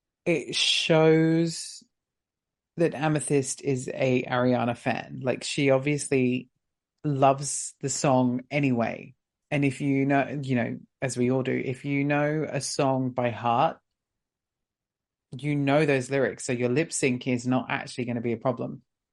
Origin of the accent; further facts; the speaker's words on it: Long Island, New York, United States; I'm from Long Island, and I'm here for my sister.